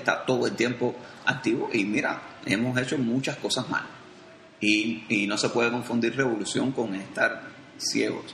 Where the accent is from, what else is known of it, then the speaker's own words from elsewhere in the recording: Cuba; nosotros como cubanos nos comprometamos con nuestra realidad